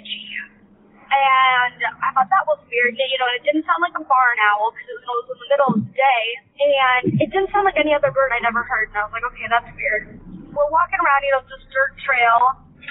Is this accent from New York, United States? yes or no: no; Idaho, United States; I grew up in Idaho